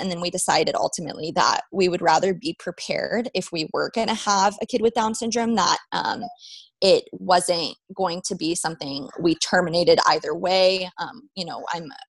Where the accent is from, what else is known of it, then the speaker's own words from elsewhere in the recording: Las Vegas, Nevada, United States; moved away as an adult; also born or lived in New Mexico; I was born and raised in Vegas